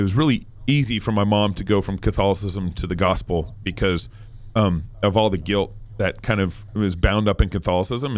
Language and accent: English; Texas, United States; now in Moscow, Idaho, United States; I grew up in Texas